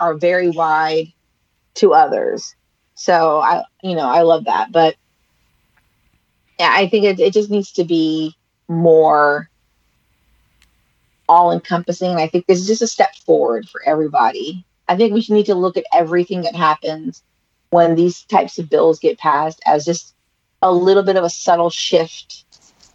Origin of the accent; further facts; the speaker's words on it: San Francisco, California, United States; I grew up in San Francisco, where the Asian American community is very large